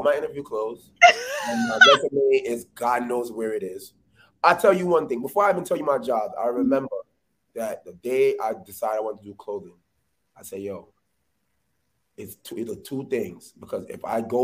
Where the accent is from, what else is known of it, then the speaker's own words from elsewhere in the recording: New York City, New York, United States; I'm from the Bronx. I grew up playing ball, being outside